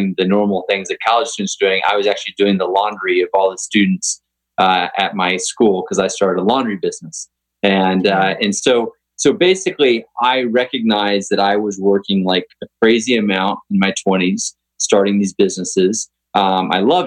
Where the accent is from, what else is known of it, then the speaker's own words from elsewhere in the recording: Texas, United States; I grew up in Texas riding horses, but had never played polo